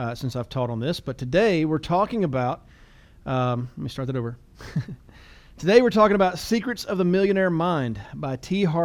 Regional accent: United States

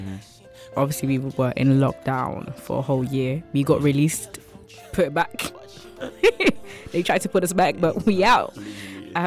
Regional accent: Ghana; So, as you guys know, I am from Ghana. Prince is also from Ghana.

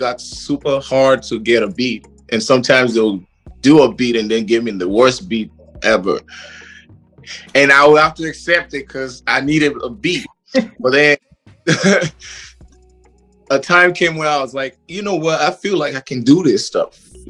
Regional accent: Liberia; moved away; also born or lived in Kenya / Malawi; I come from a family of six children, and I'm from Liberia, but I've lived pretty much all over Africa. I lived in East Africa, and I lived in southern, down in Malawi, and I lived in Kenya

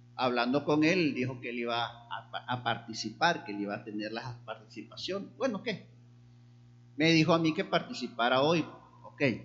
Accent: Barquisimeto, Lara, Venezuela; now in Táchira, Venezuela; allá en Barquisimeto, donde yo nací. Luego estuve aquí en el Táchira

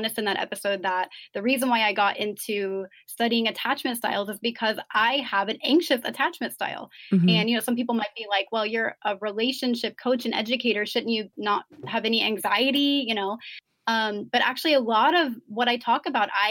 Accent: United States; being American

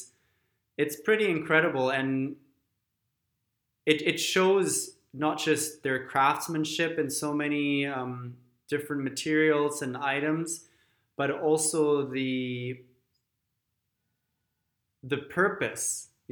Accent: Germany; moved away; growing up in Germany

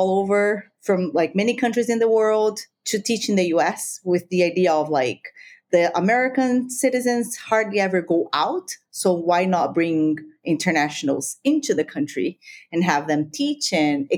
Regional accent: Brazil; first language Spanish; English is a second language; moved away as an adult; also born or lived in Peru; now in Abuja, Nigeria; I grew up in Brazil

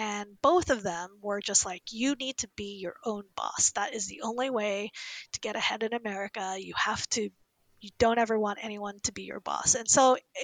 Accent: Indianapolis, Indiana, United States; I grew up in Indianapolis, Indiana, in the 80s, as one of the only Asian

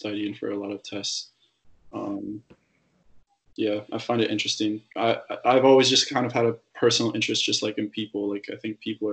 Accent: Ontario, Canada; I'm from Ontario

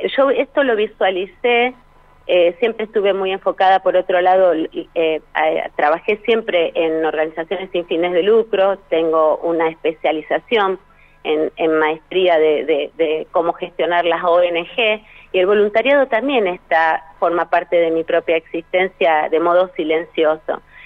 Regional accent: Rosario, Santa Fe, Argentina; Soy rosarina

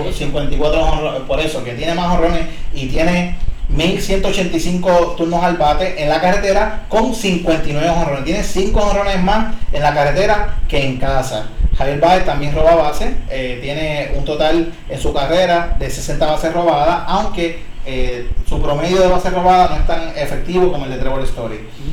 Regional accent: Puerto Rico; somos boricuas también

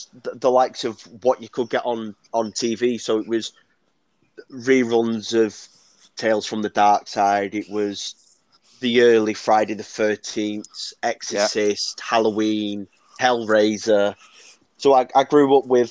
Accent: Manchester, North West England, United Kingdom; I'm from Manchester.

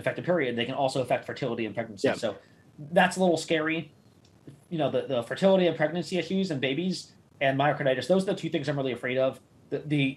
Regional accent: New York City, New York, United States; moved away; I'm from Queens

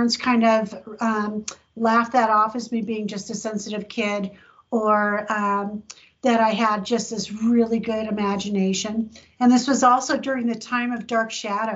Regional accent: San Diego, California, United States; I grew up in San Diego.

